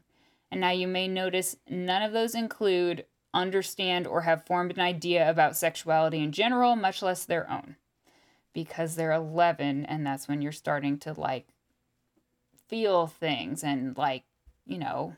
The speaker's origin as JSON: {"language": "English", "town": "Topeka", "region": "Kansas", "country": "United States", "tie": "born or raised there", "said": "Especially growing up in Topeka."}